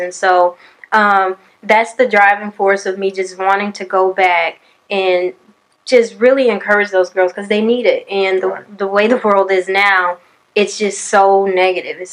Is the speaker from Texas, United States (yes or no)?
yes; Conroe, Texas, United States; I'm from Conroe, Texas, born and raised